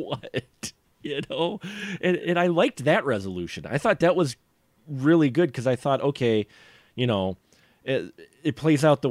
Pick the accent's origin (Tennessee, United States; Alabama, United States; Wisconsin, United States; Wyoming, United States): Wisconsin, United States; I'm from Wisconsin